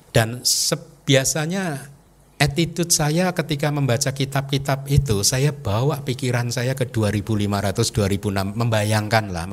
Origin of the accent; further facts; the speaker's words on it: Indonesia; saya baru datang, saya berasal dari Indonesia, saya ingin berlatih di sini